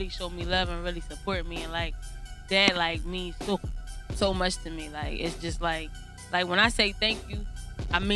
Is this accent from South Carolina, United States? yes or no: no; Middletown, Delaware, United States; also born or lived in West Philadelphia, Pennsylvania; Pretty much my whole life, but my family is originally from West Philly. But I've been in Delaware for a majority of my life